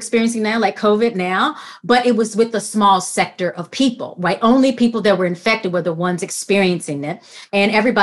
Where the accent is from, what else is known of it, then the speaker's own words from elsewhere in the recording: Grambling, Louisiana, United States; I'm a Louisiana girl. I grew up in Grambling, where the world famous Grambling State University is located